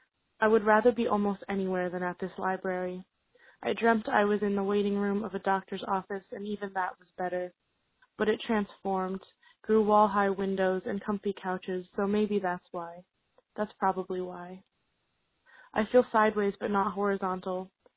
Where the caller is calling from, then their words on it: Pittsburgh, Pennsylvania, United States; I'm calling from Pittsburgh, Pennsylvania.